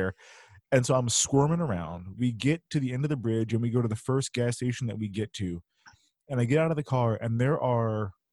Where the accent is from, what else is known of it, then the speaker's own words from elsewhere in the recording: Houston, Texas, United States; moved away; also born or lived in Illinois; I grew up in Houston before moving to Illinois.